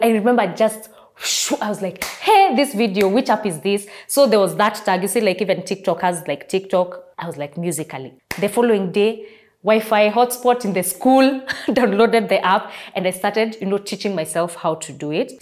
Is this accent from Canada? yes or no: no; Kenya; I am a content creator as well as a TV host and I hail from Kenya